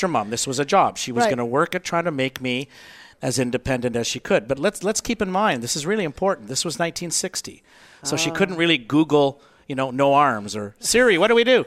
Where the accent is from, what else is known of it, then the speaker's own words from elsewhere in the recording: Canada; I'm Canadian